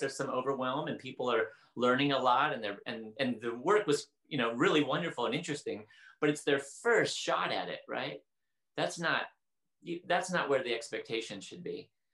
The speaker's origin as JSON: {"language": "English", "town": "Portland", "country": "United States", "tie": "born or raised there", "said": "I grew up in Portland and it was rainy"}